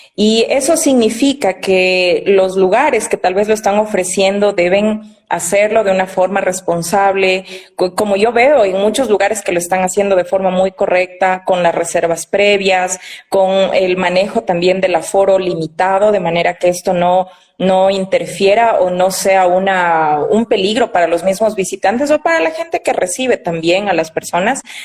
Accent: Quito, Pichincha, Ecuador; estudié en la ciudad de Quito, que es de donde yo soy

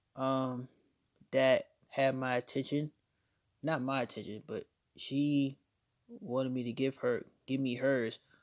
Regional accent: Norfolk, Virginia, United States; also born or lived in Chesapeake, Virginia; we moved from Norfolk to Chesapeake, and that's when I started going to Indian River.

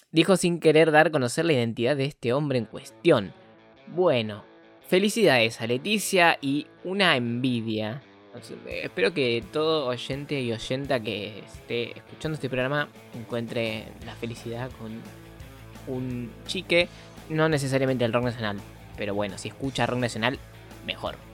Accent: Buenos Aires, Argentina; Yo soy de Villorquiza y él de Villa Porredón

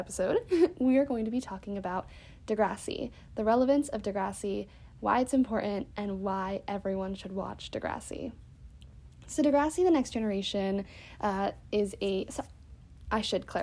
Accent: United States; being an American

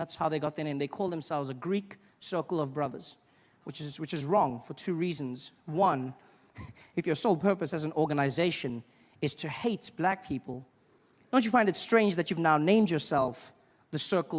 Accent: South Africa; born or raised there

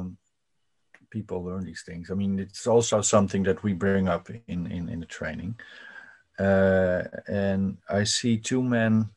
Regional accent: Netherlands; I'm from the Netherlands and it's a so-called liberal progressive country

